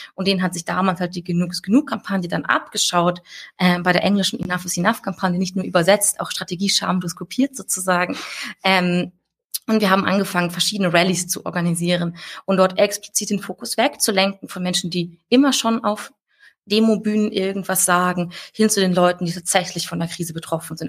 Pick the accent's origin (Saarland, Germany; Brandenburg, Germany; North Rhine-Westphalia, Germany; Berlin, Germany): Saarland, Germany; ich komme ja aus dem Saarland. Ähm, schönstes Bundesland der Welt.